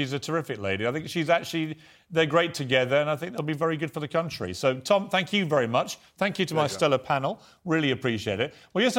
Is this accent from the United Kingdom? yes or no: yes; United Kingdom; it was a really lovely day to just say we're British, we're great, we're proud of our country and we're proud of our Queen.